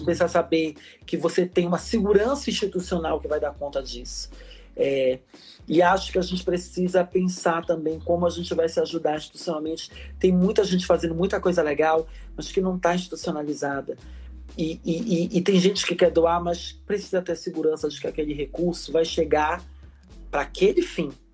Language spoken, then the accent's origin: Portuguese; Belém, Pará, Brazil; moved away as an adult; also born or lived in Brasília / São Paulo / Salvador; eu saí lá de Belém do Pará. Eu sou paraense, eu sou nortista, filha da Amazônia, como eu gosto de dizer. É, nasci numa família extremamente conservadora, religiosa, porque sabe que lá em Belém